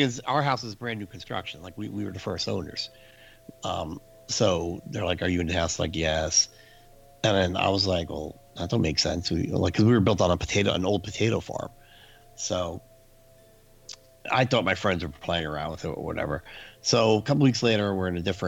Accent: New Jersey, United States; I grew up in New Jersey

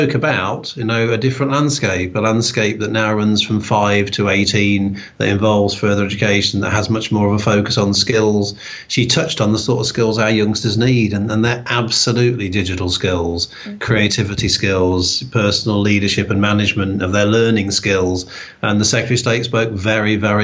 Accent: Newark-on-Trent, East Midlands, United Kingdom; moved away as an adult; also born or lived in Birmingham / Loughborough / Walsall; I grew up in Newark-on-Trent in Nottinghamshire

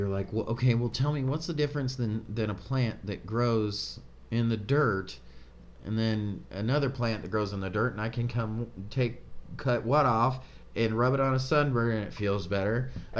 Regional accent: California, United States; Remember back home? We came from California, so back home, when you used to go to, like, the gas stations

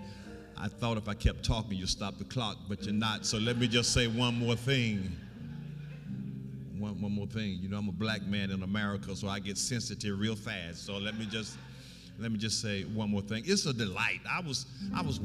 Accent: Alabama, United States; I'm from Alabama

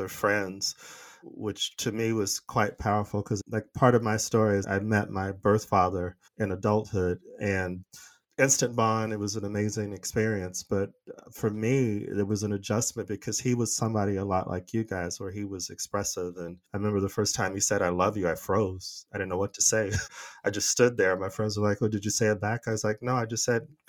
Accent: United States; moved away as an adult; also born or lived in Stockholm, Sweden; now in Liverpool, United Kingdom; growing up in the States

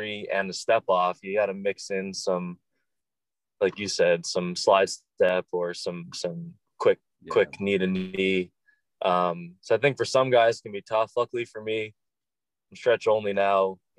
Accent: Long Island, New York, United States; also born or lived in Massachusetts; I was actually born in Massachusetts, family in Connecticut and Massachusetts, and then moved to Long Island when I was 3

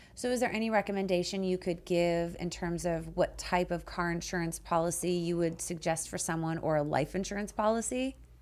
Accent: Canada; now in United States; I'm from Canada

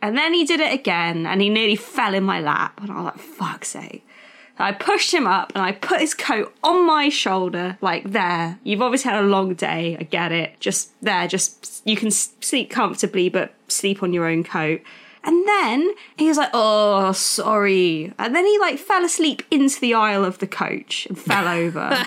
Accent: United Kingdom; I'm too British and polite.

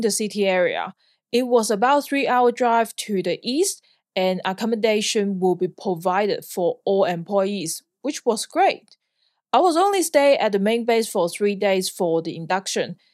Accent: Hong Kong; moved away as an adult; also born or lived in Sydney, Australia / Perth, Australia; now in Australia; I'm born and raised in Hong Kong

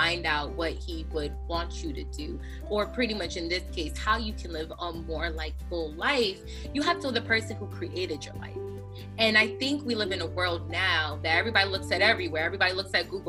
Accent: Connecticut, United States; moved away as an adult; now in New Jersey, United States; I'm originally from Connecticut. I grew up in Connecticut

